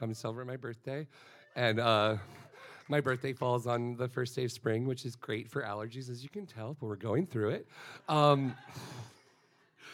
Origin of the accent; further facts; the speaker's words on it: Florida, United States; I am from Florida